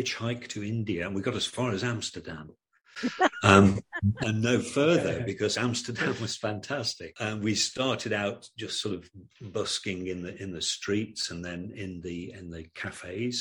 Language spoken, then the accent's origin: English; Stafford, West Midlands, United Kingdom; moved away as an adult; we grew up in Stafford in the Midlands